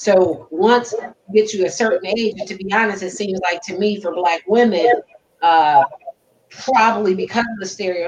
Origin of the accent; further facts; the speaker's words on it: the North, United States; I guess, could be a stereotype, like the fact that I'm from the North.